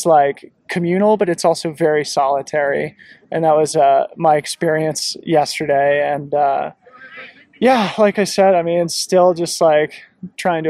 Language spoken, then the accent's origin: English; Colorado, United States; I grew up here in Colorado